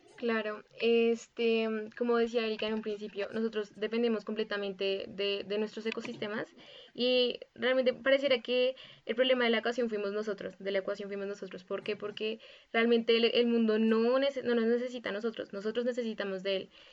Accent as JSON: {"language": "Spanish", "region": "Bogotá", "country": "Colombia", "said": "soy de, la, de Bogotá, Colombia"}